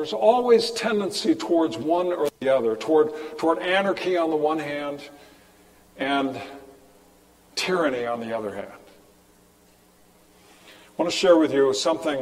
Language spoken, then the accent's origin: English; California, United States; moved away; growing up in California